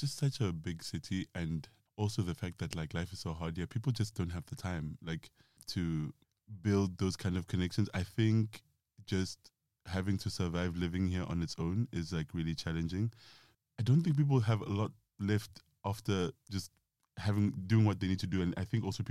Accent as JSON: {"language": "English", "country": "South Africa", "moved": "as an adult", "lives_now": "London, United Kingdom", "said": "I am 31, going on 32 very shortly. I am from South Africa"}